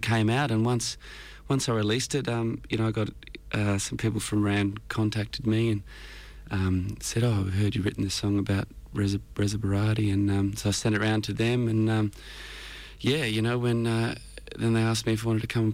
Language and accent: English; Australia